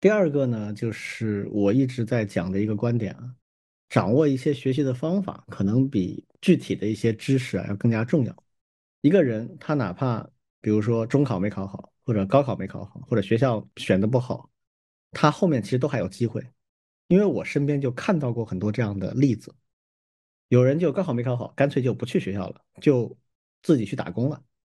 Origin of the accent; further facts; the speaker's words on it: China; 我们中国人啊，或者说整个大中华圈的这个文明啊